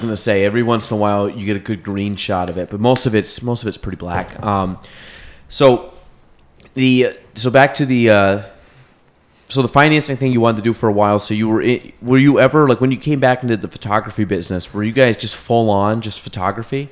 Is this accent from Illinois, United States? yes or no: no; Chazy, New York, United States; grew up in Chase